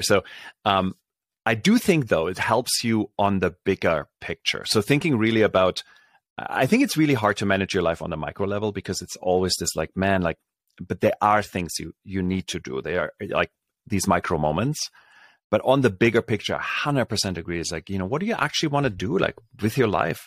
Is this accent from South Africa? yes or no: no; Berlin, Germany; moved away; I grew up in Germany, so this is, uh, back in Berlin